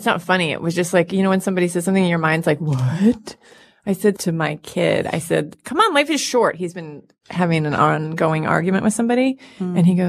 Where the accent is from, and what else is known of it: Detroit area, Michigan, United States; born or raised there; moved away